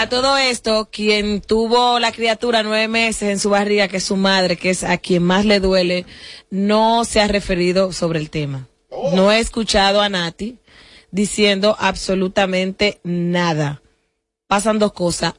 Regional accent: Dominican Republic; como dominicanos

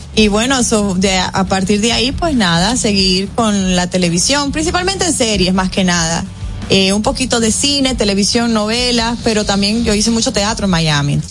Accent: Dominican Republic; mostramos nuestra bandera, mostramos eh, parte de nuestras costumbres, mencionamos la comida dominicana

